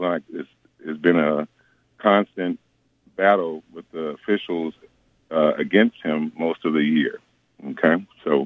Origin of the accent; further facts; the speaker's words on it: Los Angeles, California, United States; also born or lived in Philadelphia; now in El Paso, United States; I'm originally from Philadelphia by way of Los Angeles. I went to Fairfax High School